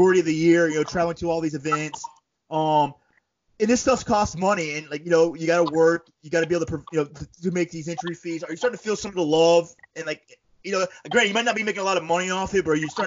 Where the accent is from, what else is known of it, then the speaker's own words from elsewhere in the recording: Panama City, Florida, United States; also born or lived in upstate New York; now in New York, United States; I'm from the South. I'm from Panama City, Florida. So I grew up in lakes similar